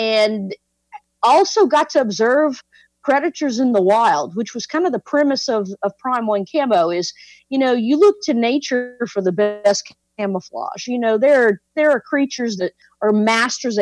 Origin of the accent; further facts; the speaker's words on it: South Louisiana, United States; I grew up in South Louisiana as a person that hunts and fishes